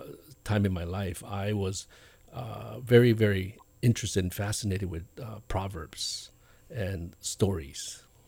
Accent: Misato, Okinawa, Japan; also born or lived in Guam / California; now in Hawaii, United States; I was born in Okinawa and raised there before Okinawa was reverted back to Japan

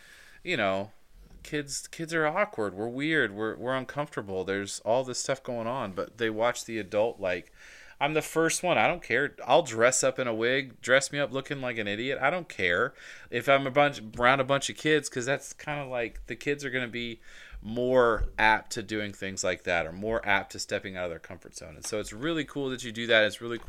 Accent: Atlanta, Georgia, United States; The last thing, so we live in Virginia, but I'm from Georgia, specifically Atlanta. So my heart's in Atlanta.

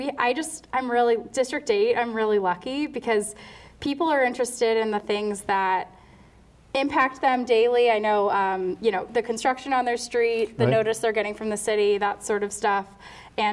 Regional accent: Georgia, United States; now in Boston, United States; I'm originally from Georgia, so I consider myself a former Georgia peach

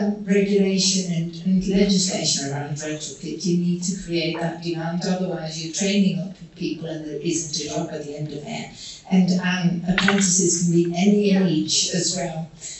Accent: Netherlands; now in Birmingham, United Kingdom; I'm from the Netherlands originally

